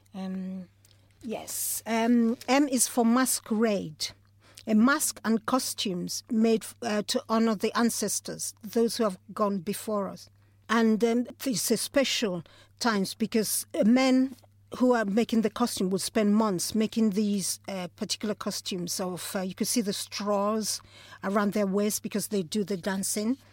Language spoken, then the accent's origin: English; Nigeria; moved away; growing up in Nigeria.